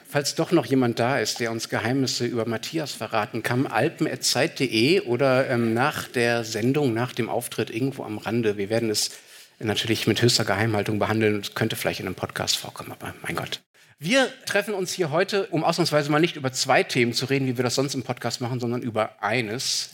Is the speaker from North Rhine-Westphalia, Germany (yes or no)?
yes; Dortmund, North Rhine-Westphalia, Germany; in meiner Heimatstadt